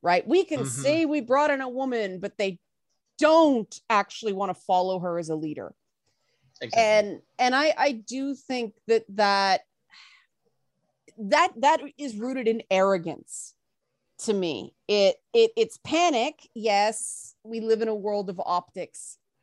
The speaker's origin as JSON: {"language": "English", "country": "Canada", "said": "I'm a Canadian"}